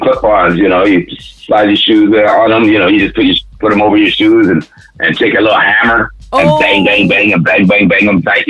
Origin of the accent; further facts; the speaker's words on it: Vallejo, California, United States; moved away as an adult; also born or lived in Lackland Air Force Base, Texas; now in Vancouver, Canada; And then we moved to Vallejo, California, and I stayed there. I was stationary. Mm. So I grew up, I was raised in Vallejo, California.